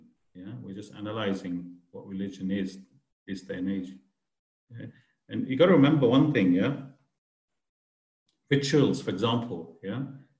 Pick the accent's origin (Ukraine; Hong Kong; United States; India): India; I'm an Indian. I need to do the Indian way as well.